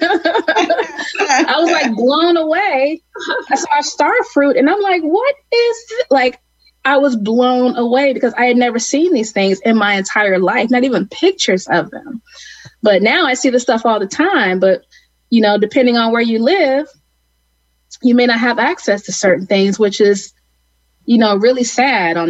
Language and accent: English; Cleveland, Ohio, United States; I grew up in Cleveland, Ohio